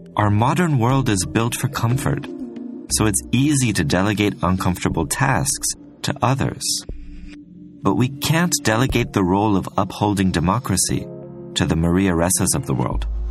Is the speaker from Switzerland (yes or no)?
yes; Switzerland; I grew up in Switzerland, which is pretty famous for its neutrality